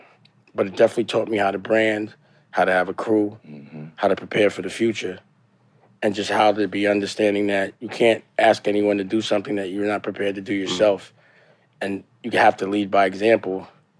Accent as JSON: {"language": "English", "town": "New York City", "region": "New York", "country": "United States", "tie": "born or raised there", "said": "I was born in the Bronx, raised in East Harlem, mm-hmm. but I would say I made my bones in Harlem."}